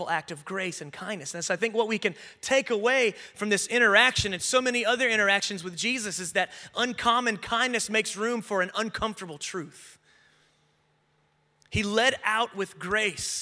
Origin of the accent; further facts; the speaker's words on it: the Bible Belt / the South, United States; I grew up in the Bible Belt in a very traditional church, and for many of us who grew up in the South